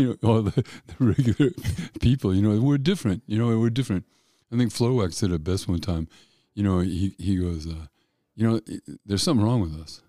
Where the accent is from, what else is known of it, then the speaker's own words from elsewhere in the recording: Denver, Colorado, United States; I'm from an Irish family in Denver